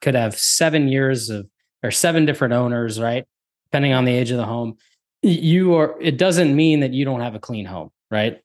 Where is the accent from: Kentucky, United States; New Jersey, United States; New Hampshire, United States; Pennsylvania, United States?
New Jersey, United States; I'm from New Jersey as well.